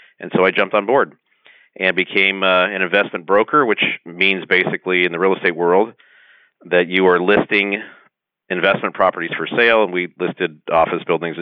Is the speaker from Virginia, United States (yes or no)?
no; Los Angeles, California, United States; also born or lived in San Diego; I grew up in Southern California, specifically the San Fernando Valley.